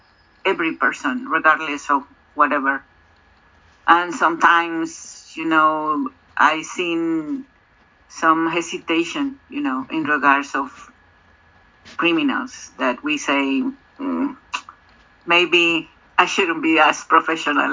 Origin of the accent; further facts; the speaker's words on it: Mexico; I'm from Mexico